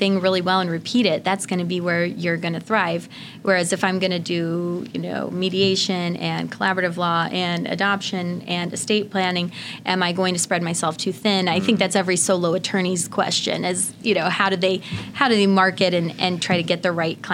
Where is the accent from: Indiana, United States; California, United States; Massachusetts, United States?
Indiana, United States; now in Illinois, United States; my home state of Indiana